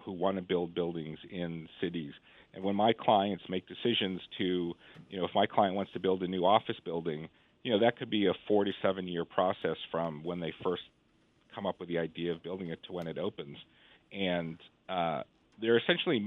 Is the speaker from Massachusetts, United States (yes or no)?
yes; Boston, Massachusetts, United States; I grew up in Boston in the 1970s and 1980s